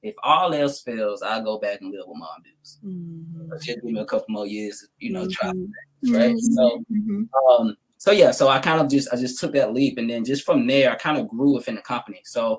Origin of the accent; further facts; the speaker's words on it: the South, United States; you know, I grew up in the South, so I know what a teacher looks like, just as far as it's like coming out of school. A lot of African-Americans down South, a lot of women, they go into the profession of teaching